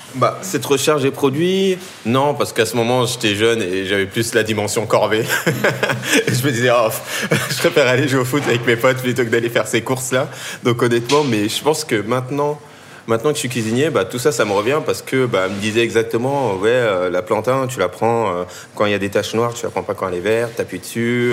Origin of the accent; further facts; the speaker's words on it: Tournan-en-Brie, Île-de-France, France; j'ai grandi euh, dans le 77, en seine dans une petite ville qui s'appelle